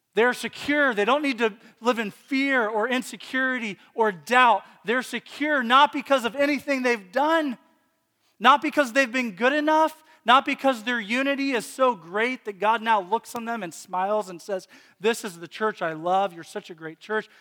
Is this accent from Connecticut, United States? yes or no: no; Lynchburg, Virginia, United States; moved away; I grew up in Virginia, and he lived in Lynchburg as well for, for a p, period of time. That's the town I grew up